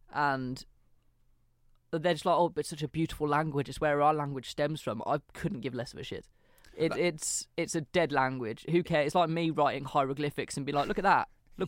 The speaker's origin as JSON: {"language": "English", "region": "England", "country": "United Kingdom", "first_language": "English", "said": "But as native English speakers, we just naturally understand which one you mean."}